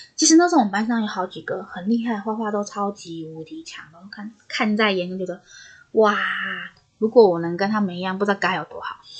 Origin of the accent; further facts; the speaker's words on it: northern Taiwan, Taiwan; 我本身是北部人嘛